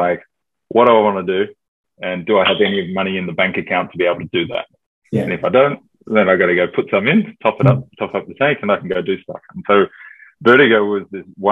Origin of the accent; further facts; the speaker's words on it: Australia; moved away as an adult; now in Europe; I'm Australian by birth, half British by inheritance on my father's side. So I grew up very much in an Australian educational environment